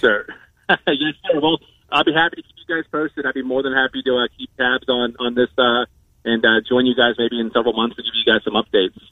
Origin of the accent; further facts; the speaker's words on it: Georgia, United States; moved away as an adult; I'm from Georgia.